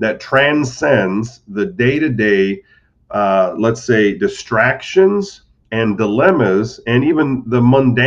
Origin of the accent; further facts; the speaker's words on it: Modesto, California, United States; moved away as an adult; also born or lived in Butte, Montana / Detroit, Michigan; now in Naples, United States; I grew up in Modesto, California, which is North Central